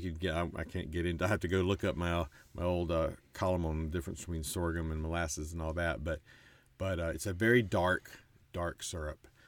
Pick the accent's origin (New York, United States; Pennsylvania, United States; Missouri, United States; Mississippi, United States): Mississippi, United States; moved away as an adult; also born or lived in Texas / western North Carolina / Middle East; I moved quickly to start, well, a college town here in Mississippi, uh, literally a few weeks later after birth, and stayed here through the time I finished at the rival college up the road